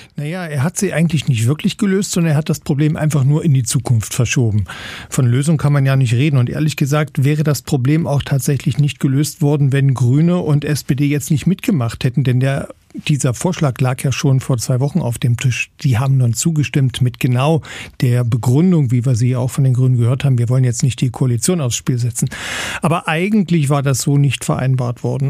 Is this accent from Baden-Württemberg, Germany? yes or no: no; Saxony-Anhalt, Germany; bei uns in Sachsen-Anhalt haben wir zum Teil ländliche Strukturen